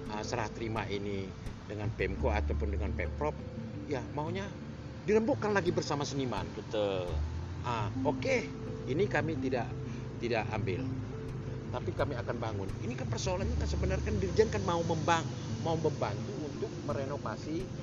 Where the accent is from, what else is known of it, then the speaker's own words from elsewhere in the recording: Medan, North Sumatra, Indonesia; ini tempat kelahiran aku